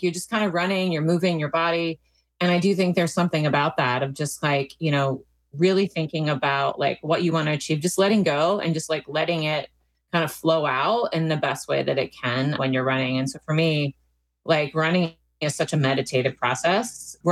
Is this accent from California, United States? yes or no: no; Maryland, United States; also born or lived in Washington, D.C.; I grew up in Maryland and was born in Washington, D.C.